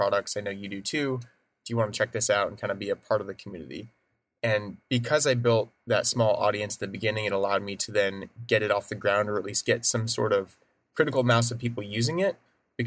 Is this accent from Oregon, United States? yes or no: yes; Oregon, United States; moved away as an adult; also born or lived in Portland; now in San Francisco, United States; I grew up in Oregon